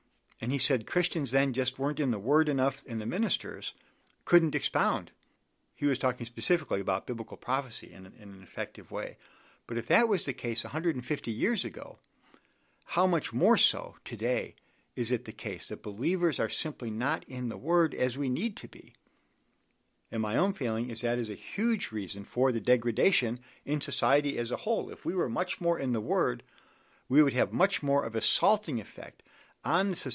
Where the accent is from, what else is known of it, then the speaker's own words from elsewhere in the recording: Chicago, Illinois, United States; also born or lived in Washington, D.C.; I'm from the Chicago area.